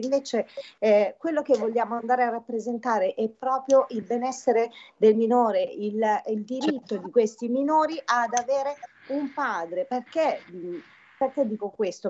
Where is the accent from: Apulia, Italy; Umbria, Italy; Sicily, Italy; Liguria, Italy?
Apulia, Italy; now in Lombardy, Italy; trasmetto dalla bellissima Puglia, la mia terra natale